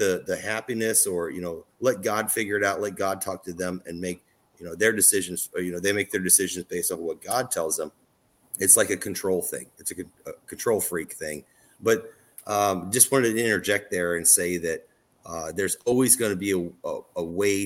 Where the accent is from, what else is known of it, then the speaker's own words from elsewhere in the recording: Southern Illinois, United States; moved away; I came from Southern Illinois, where it's all white cornfields